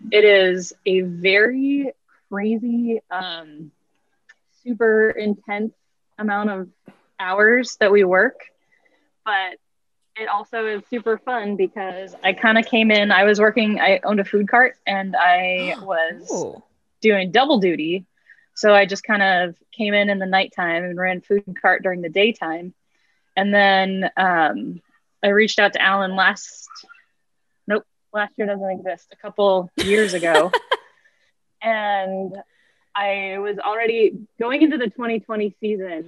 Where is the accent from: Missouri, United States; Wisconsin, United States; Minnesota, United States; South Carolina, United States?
Minnesota, United States; I grew up making pickles in Minnesota